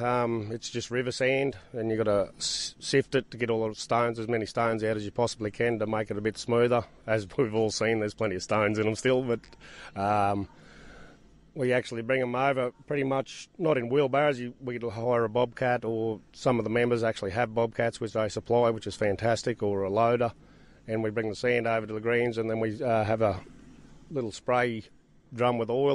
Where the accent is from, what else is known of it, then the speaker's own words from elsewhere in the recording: Tambo, Queensland, Australia; I'm fourth generation in Tambo.